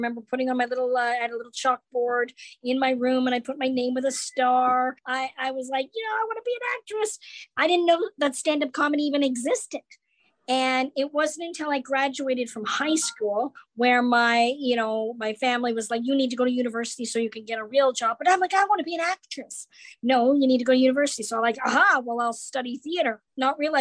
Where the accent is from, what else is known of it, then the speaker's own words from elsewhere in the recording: Canada; I grew up in Canada